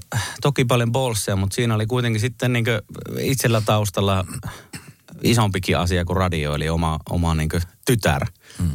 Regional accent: Kemi, Lapland, Finland; moved away; vaikka mä en ole Kemissä syntynyt, niin siellä olen kuitenkin koko on nuoruuteni ja alkuvuoteni viettänyt

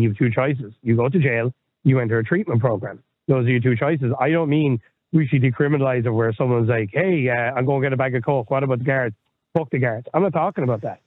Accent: Dublin, Leinster, Ireland; I remember growing up in Dublin

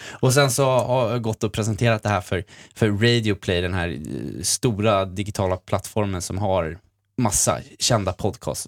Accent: Sweden; jag är också från Sverige

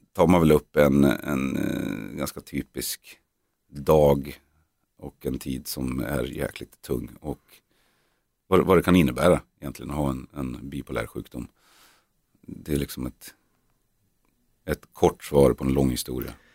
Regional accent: Norrland, Sweden; vi är norrlänningar, norrlänningar

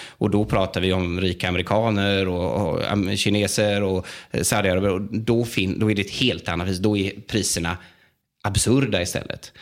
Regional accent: Västergötland, outside Jönköping, Västra Götaland, Sweden; moved away as an adult; now in Italy; jag är född och uppvuxen eh, i Västergötland, ja. utanför Jönköping

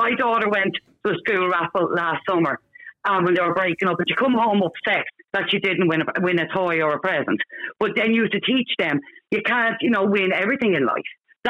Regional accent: Bray, Leinster, Ireland; and I'm from Bray.

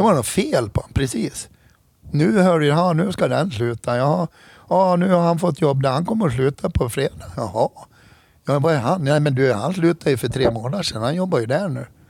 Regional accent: Hedemora, Dalarna County, Sweden; Jag är född och uppvuxen i Hedemora

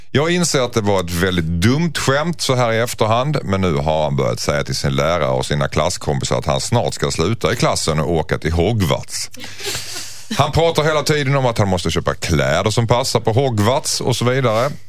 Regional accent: Skåne, Sweden; jag är ju skåning

